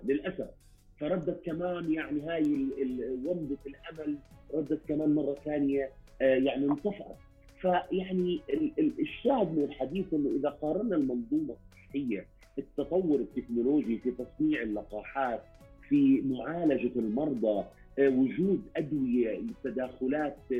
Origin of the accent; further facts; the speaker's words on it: Jordan; عندنا في الاردن